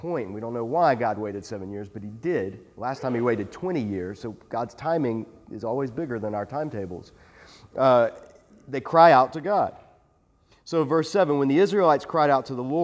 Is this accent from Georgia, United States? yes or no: yes; South Georgia, United States; I grew up in South Georgia